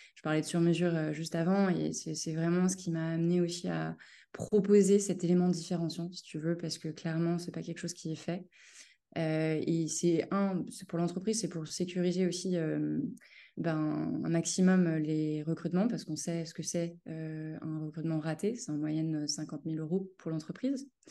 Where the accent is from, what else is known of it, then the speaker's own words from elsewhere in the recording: Cholet, Pays de la Loire, France; moved away as an adult; now in Paris, France; je suis originaire de Cholet, une ville qui est située entre Nantes et Angers, et j'habite depuis 12 euh, ans à Paris.